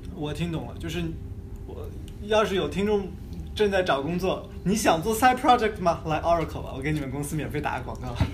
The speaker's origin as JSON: {"language": "Chinese", "country": "China", "said": "一些我们中国人讲的三十六计"}